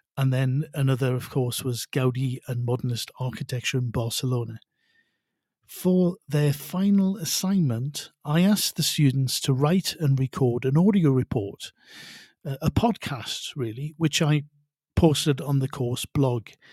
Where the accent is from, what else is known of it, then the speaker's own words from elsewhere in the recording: North Shields, North East England, United Kingdom; also born or lived in Spain; now in Mexico City, Mexico; although I'm originally from North Shields in the northeast of England, I now live and work in the very lively Mexico City